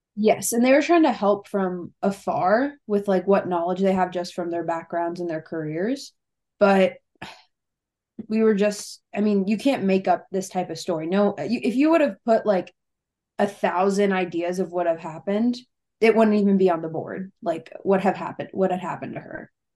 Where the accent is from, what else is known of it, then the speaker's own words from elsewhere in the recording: Cincinnati, Ohio, United States; I'm from Cincinnati, Ohio